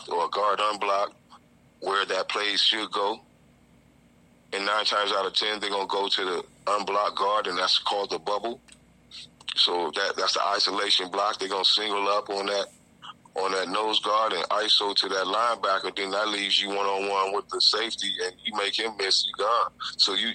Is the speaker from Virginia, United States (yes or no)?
yes; Virginia, United States; Virginia Tech, which is, you know, my home state